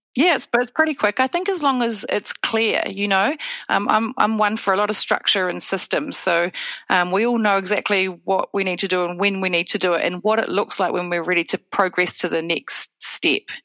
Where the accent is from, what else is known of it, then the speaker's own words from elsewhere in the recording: New Zealand; also born or lived in Wellington; I'm dialing in from Wellington, New Zealand